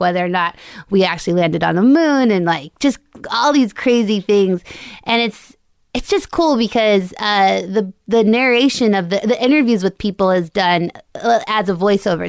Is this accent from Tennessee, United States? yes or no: no; Longmont, Colorado, United States; moved away; right by Boulder, so it's a town called Longmont, which is, like, fifteen minutes outside of Boulder.